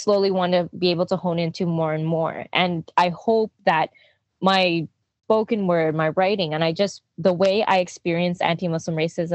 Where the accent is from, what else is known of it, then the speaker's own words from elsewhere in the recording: Quebec, Canada; growing up in Quebec, Jojogé, which is colloquially known as Quebec, Montréal.